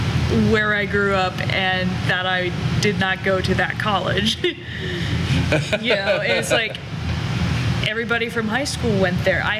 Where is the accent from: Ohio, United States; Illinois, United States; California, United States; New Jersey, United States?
Ohio, United States; Oxford; And I'm from Oxford, Ohio. Those of you who know Miami University of Ohio, they were basically in my backyard. But it's sort of halfway between Dayton and Cincinnati.